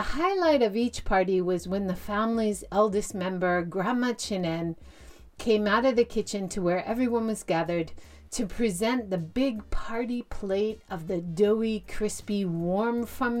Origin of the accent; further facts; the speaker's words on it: Hawaii, United States; Growing up in Hawaii, at family gatherings, we were invited to join at the Chinin Family Restaurant in downtown Honolulu's Chinatown.